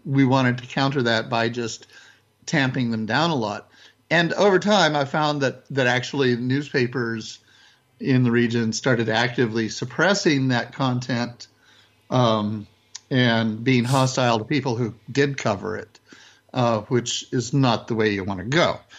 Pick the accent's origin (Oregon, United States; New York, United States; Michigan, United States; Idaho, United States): Idaho, United States; southern; I grew up in Idaho in the 60s, southern Idaho in particular